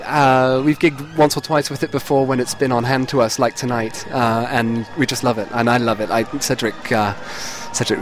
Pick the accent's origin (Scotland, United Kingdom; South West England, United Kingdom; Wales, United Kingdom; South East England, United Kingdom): South West England, United Kingdom; Cheltenham; now in Boston, United States; my hometown of Cheltenham